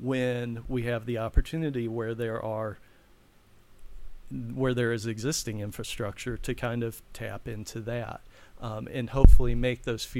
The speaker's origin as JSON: {"language": "English", "town": "Bowling Green", "region": "Ohio", "country": "United States", "tie": "born or raised there", "moved": "yes", "lives_now": "Hilliard, United States", "said": "I'm originally from Bowling Green, Ohio, mm-hmm. Northwest Ohio, mm-hmm. And I love Bowling Green. I loved growing up there."}